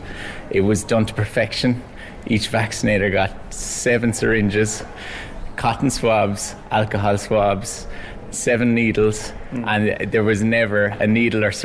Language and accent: English; Cork, Munster, Ireland; my hometown, Cork